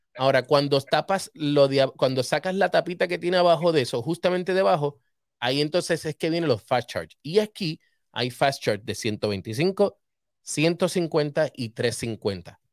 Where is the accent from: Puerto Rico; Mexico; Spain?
Puerto Rico; Humacao; desde Los Rosales, donde yo nací, en Humacao.